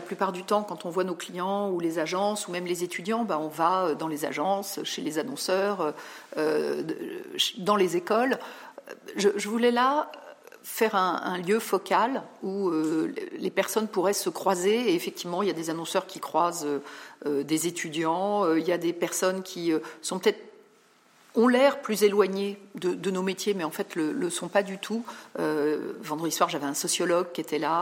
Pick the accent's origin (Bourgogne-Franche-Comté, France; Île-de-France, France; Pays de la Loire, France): Île-de-France, France; Paris suburbs; also born or lived in Val-de-Marne / Rosny-sous-Bois / Montreuil / Versailles; je suis banlieusarde. Euh, je fais partie de ces personnes qui ont navigué en région parisienne. Je suis née dans le 94